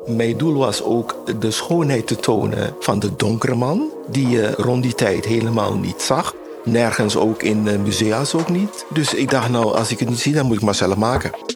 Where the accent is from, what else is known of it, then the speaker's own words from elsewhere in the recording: Suriname; ik ben in Suriname geboren